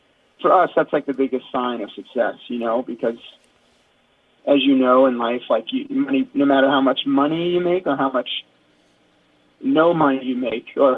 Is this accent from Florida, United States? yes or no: yes; South Florida, United States; growing up in South Florida